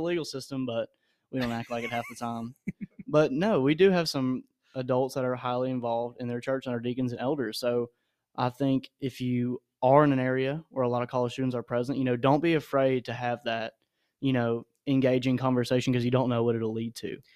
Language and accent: English; Nashville, Tennessee, United States; moved away as an adult; I'm from Nashville